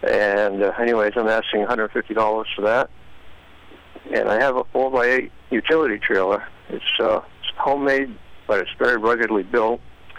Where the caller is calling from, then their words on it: Milford, United States; And I'm calling from Milford at 418-0892.